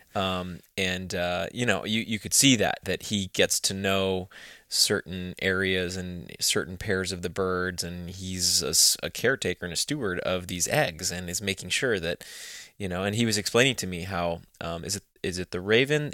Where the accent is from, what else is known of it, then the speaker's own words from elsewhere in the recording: Texas, United States; moved away as an adult; now in United Kingdom; I grew up in Texas